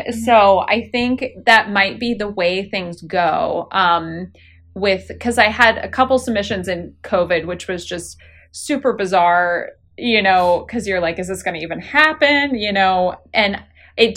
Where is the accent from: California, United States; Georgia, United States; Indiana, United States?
Indiana, United States; I grew up in Indiana